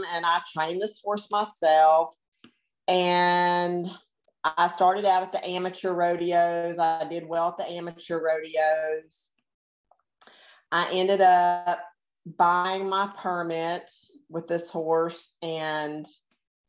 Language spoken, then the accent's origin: English; Florida, United States; I grew up in Florida